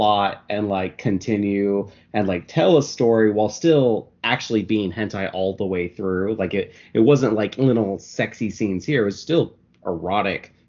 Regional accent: Oregon, United States; I grew up in Oregon

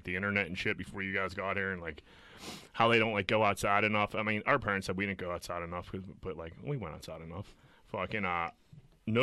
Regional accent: Pittsburgh, Pennsylvania, United States; I'm 38 and from Greenfield.

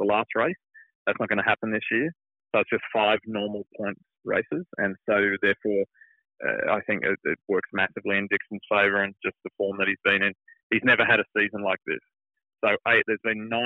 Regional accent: Queensland, Australia; accent: Australian; moved away as an adult; now in United States; my home state of Queensland's

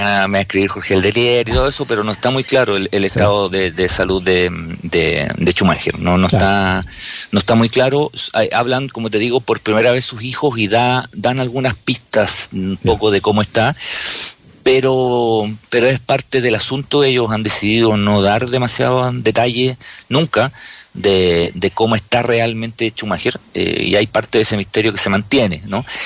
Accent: Chile; nosotros somos chilenos y chilenas

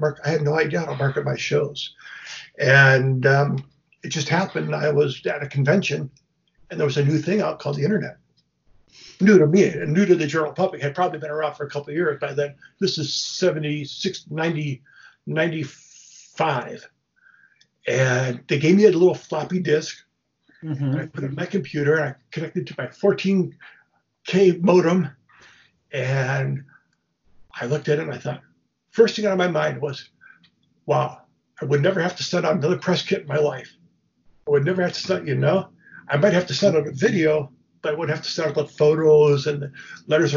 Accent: Michigan, United States; moved away as an adult; also born or lived in Hollywood / San Francisco; I'm from Michigan

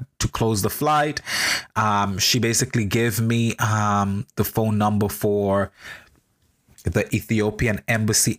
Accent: St. Vincent & Grenadines; now in New York, United States; I'm a Vincentian national. I was born in St. Vincent and the Grenadines

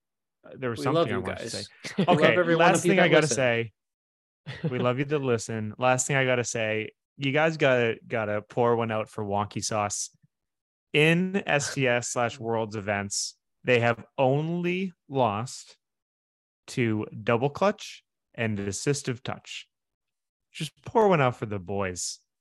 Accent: Texas, United States; I'm from Texas.

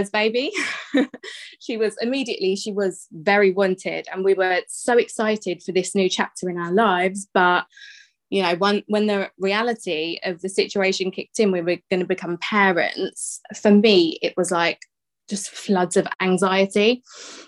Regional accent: Bedfordshire, East of England, United Kingdom; I am from Bedfordshire

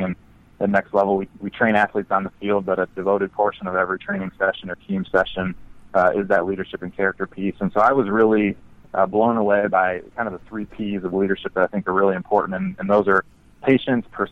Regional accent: Midwest, United States; I grew up in the Midwest

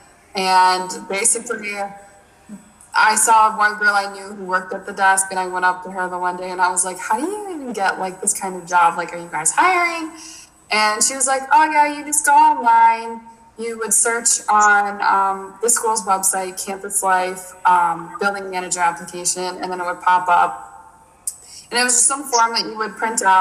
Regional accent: Buffalo, New York, United States; I'm from Buffalo.

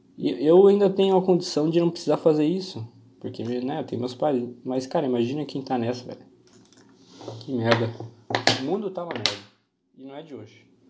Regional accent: Joinville, Santa Catarina, Brazil; eu sou aqui de Santa Catarina.

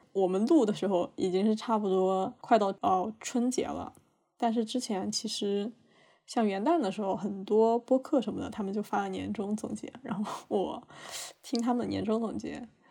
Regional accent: southern China, China; moved away; also born or lived in a northern Chinese city (current residence); 我是一个南方人

